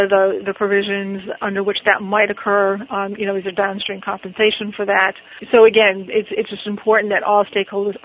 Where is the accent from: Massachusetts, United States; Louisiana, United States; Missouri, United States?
Massachusetts, United States; Boston; I'm from Boston.